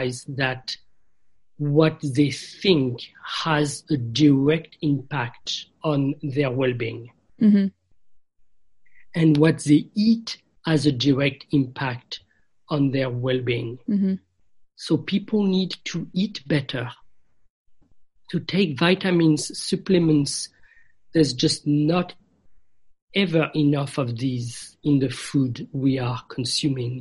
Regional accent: France; moved away; I grew up in France in a Christian environment

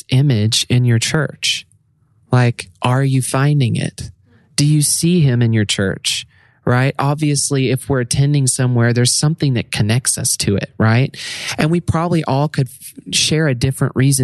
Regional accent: Arkansas, United States; also born or lived in Redding, California; now in Nashville, United States; We're originally from Arkansas

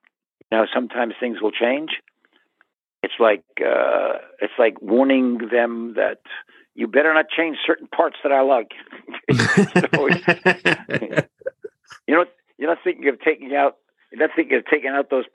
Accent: United States; I'm American. I wasn't Israeli

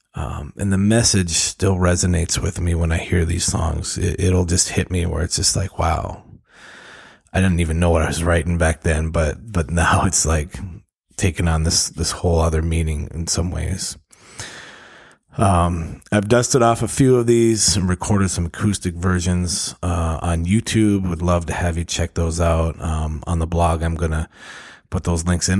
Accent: Duluth, Minnesota, United States; moved away; my hometown in Duluth, Minnesota

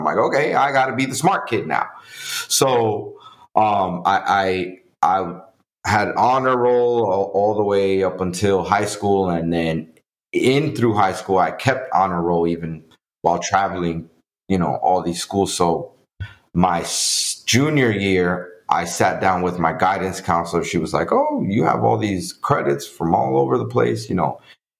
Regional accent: New York City, New York, United States; English is a second language; also born or lived in Dominican Republic; Yeah. So I'm originally from the Dominican Republic. My parents brought me to New York City as a child. And so I grew up in the Bronx, in the jungle of New York City.

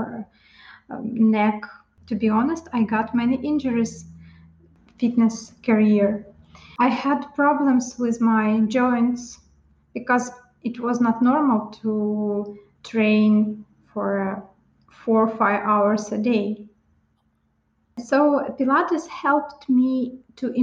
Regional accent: Ukraine; moved away as an adult; I'm Ukrainian. I was born in Ukraine in average family, father, mother, and younger sister.

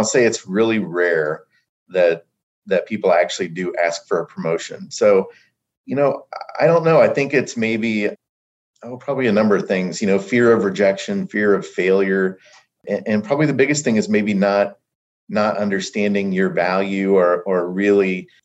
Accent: Brownsburg, Indiana, United States; moved away as an adult; also born or lived in Texas; I'm originally from Indiana, from Brownsburg

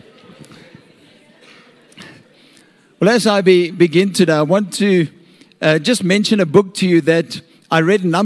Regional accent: Nigel, Gauteng, South Africa; I'm from Nigel

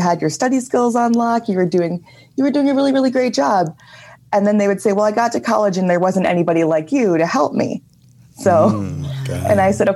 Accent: Milwaukee, Wisconsin, United States; I'm from Milwaukee

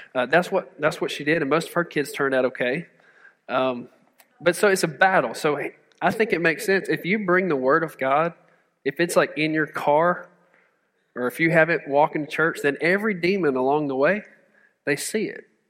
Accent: Mississippi, United States; I'm from Mississippi

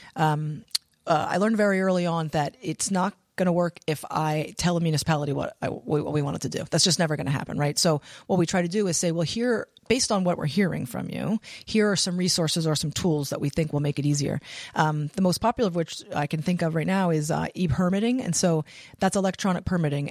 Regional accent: Pennsylvania, United States; moved away as an adult; now in Rhode Island, United States; was born and raised in Pennsylvania

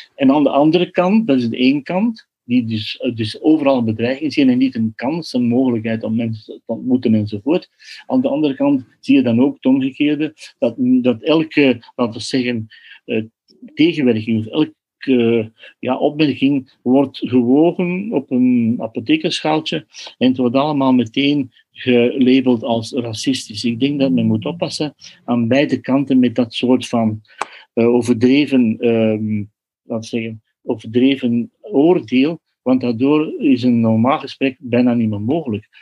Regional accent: Flanders, Belgium; als Vlaming hebben we een traditie gehad

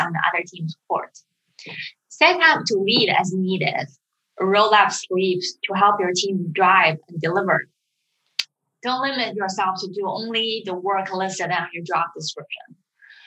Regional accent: China; also born or lived in United Kingdom; now in San Francisco, United States; I was born and raised in China

